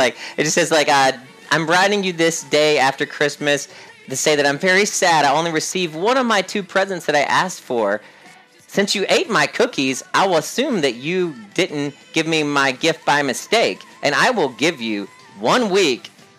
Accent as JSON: {"language": "English", "region": "the South", "country": "United States", "tie": "born or raised there", "said": "I think because I grew up in the South and I didn't grow up in like a blue collar community"}